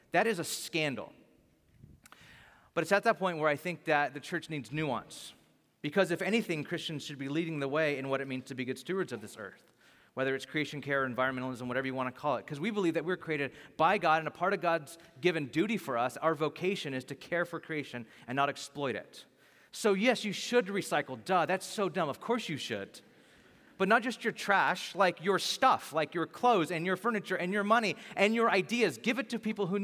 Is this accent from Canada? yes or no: no; Bakersfield, California, United States; I'm from Bakersfield